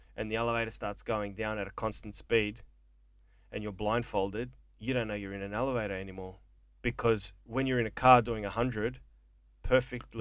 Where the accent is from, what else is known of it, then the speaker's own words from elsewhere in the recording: Melbourne, Victoria, Australia; also born or lived in Mornington Peninsula, Victoria; a fucking wog growing up in Coburg that never finished algebra in high school